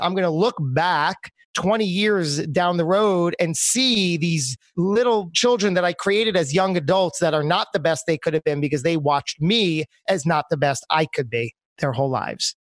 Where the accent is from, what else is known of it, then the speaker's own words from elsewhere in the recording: New Jersey, United States; moved away as an adult; also born or lived in New York City; my home state of New Jersey